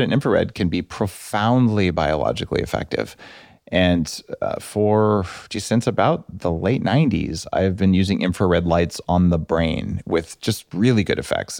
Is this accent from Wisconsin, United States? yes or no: no; New Mexico, United States; I grew up in New Mexico